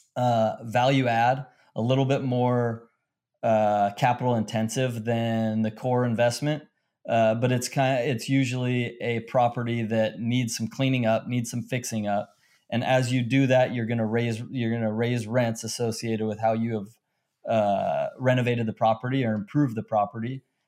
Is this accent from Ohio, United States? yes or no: no; Long Beach, California, United States; I grew up in Long Beach, California